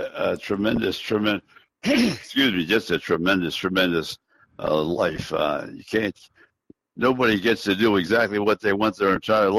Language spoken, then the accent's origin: English; New York, United States; Yeah, I'll tell you, it was great, and you're exactly right. I did. I grew up with the opportunity to see him or hear him